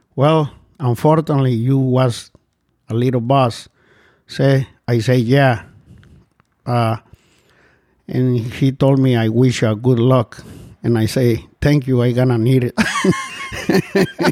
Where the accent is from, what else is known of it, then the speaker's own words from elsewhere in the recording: Guatemala; moved away as an adult; I'm from Central America, Guatemala